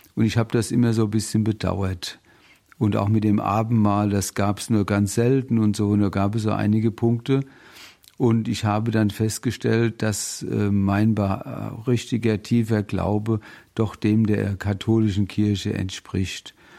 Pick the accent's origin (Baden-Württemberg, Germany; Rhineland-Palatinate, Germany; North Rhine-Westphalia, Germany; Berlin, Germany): Rhineland-Palatinate, Germany; Bingen am Rhein; also born or lived in Mainz; Ich komme aus dem schönen Rheinhessen bin da auch geboren in Bingen im Heiliggeist Krankenhaus